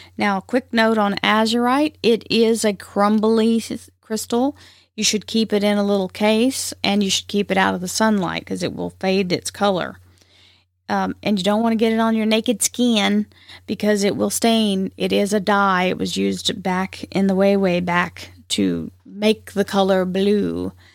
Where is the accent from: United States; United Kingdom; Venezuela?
United States; the South; accent: twang; I'm from the South, and so it has its own drawbacks. Uh, there's a little, sometimes there's a little twang in my voice